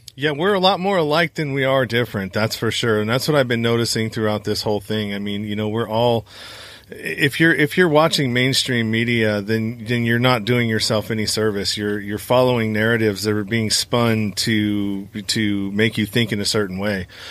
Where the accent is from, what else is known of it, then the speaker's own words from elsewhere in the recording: Northern California, United States; I'm from Northern California